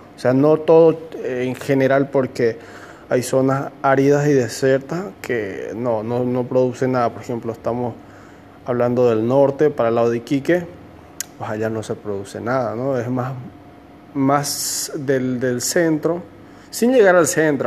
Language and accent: Spanish; Santa Cruz de la Sierra, Santa Cruz, Bolivia; moved away as an adult; now in Santiago, Chile; soy de Bolivia, de Santa Cruz de la Sierra